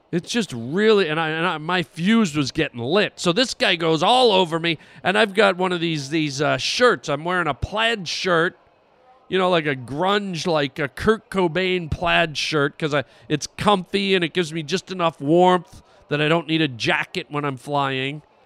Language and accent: English; Canada; I'm a Canadian